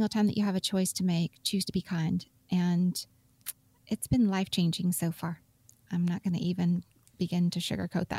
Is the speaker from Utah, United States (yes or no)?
yes; Utah, United States; I grew up in Utah.